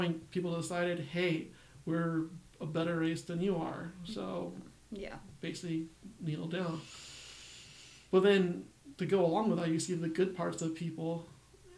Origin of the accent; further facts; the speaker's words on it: United States; I'm Mexican American